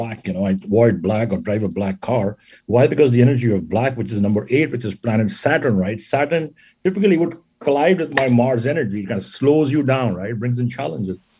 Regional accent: India; moved away; also born or lived in Jodhpur, Rajasthan; I am from India. Actually, I was born and raised in India. And I was born in the desert, a city called Jodhpur in Rajasthan

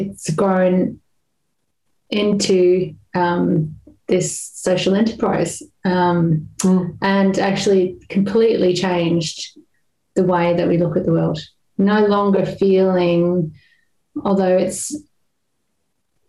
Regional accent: Australia; moved away as an adult; I'm an Australian who's been living here for over 20 years.

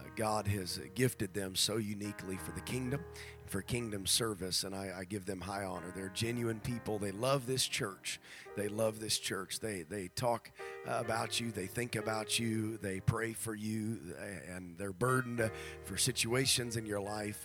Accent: Nebraska, United States; moved away; back in my home district, which where I grew up in Nebraska

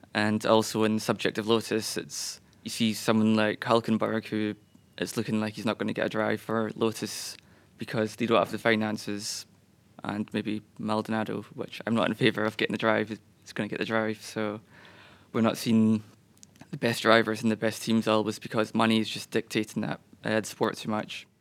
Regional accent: Scotland, United Kingdom; being a Scotsman

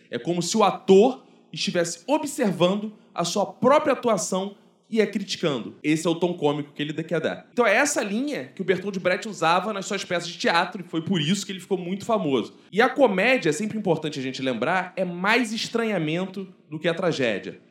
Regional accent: Brazil

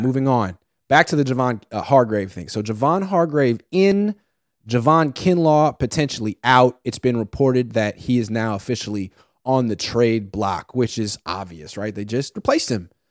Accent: Oakland, California, United States; I'm from Oakland

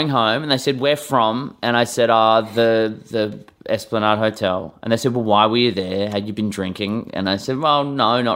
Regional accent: Perth, Western Australia, Australia; moved away as an adult; also born or lived in Melbourne, Australia; moving from my hometown of Perth in Western Australia

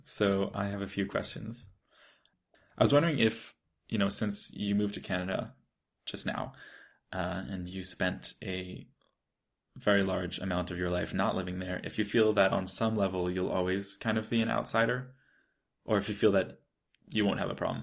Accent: United States; I obviously America is because I'm American, I have citizenship, and I have family there, I have friends there.

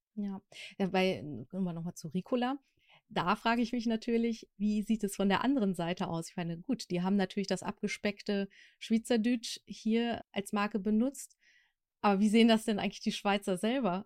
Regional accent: Sauerland, North Rhine-Westphalia, Germany; ich komme irgendwie aus dem Sauerland

